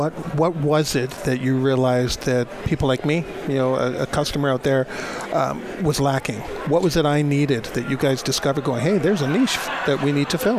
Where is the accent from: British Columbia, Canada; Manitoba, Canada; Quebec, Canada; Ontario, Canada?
Ontario, Canada; Guelph; He's from Mississauga and I'm from Guelph, up in Canada. We're just west of Toronto, you know, because neither one of us are part of Toronto, right? We are our own spots.